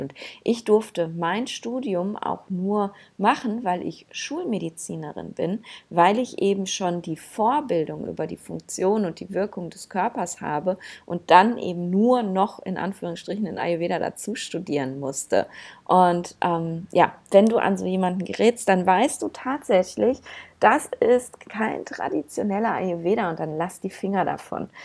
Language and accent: German; Germany; bei uns in Deutschland